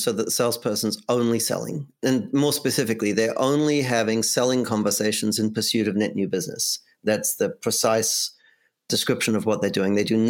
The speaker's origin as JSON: {"language": "English", "country": "Australia", "moved": "yes", "lives_now": "United States", "said": "I moved here from Australia, so we say diary in Australia."}